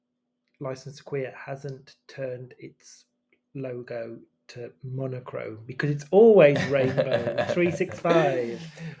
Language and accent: English; Wolverhampton, West Midlands, United Kingdom; And that was our hometown